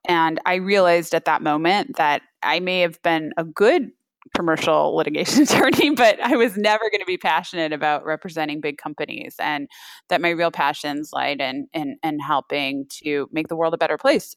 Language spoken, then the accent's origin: English; Napa, California, United States; also born or lived in San Francisco, California; I grew up in Napa, California, wine country